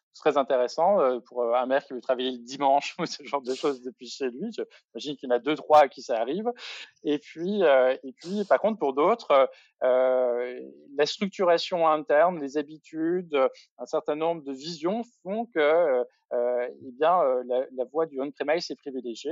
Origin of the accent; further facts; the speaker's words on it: Bourgogne-Franche-Comté, France; je viens de Franche-Comté